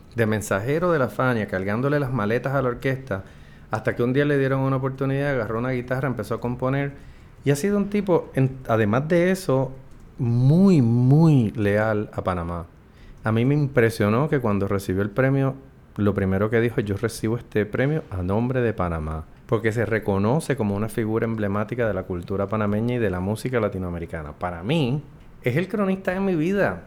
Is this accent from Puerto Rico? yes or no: yes; San Juan, Puerto Rico; also born or lived in United States; creciendo en esa adolescencia en Santurce